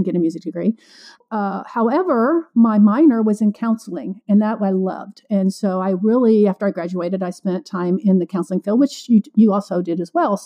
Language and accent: English; Illinois, United States; moved away as an adult; also born or lived in Florida / Kansas City / Kentucky / East Tennessee; now in Nashville, United States; I grew up in Illinois, went to college in Florida, moved to Kansas City, then ended up in Kentucky